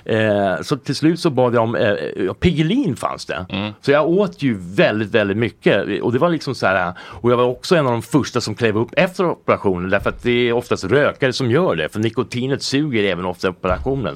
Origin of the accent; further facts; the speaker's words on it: Colorado, United States; also born or lived in California / New York; now in Sweden; jag är uppvuxen i USA eh, och där är det väldigt liberalt